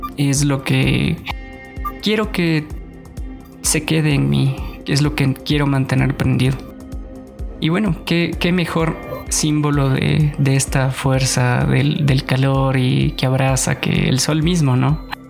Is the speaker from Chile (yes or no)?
no; Guaranda, Bolívar, Ecuador; Yo nací en Guaranda en el 93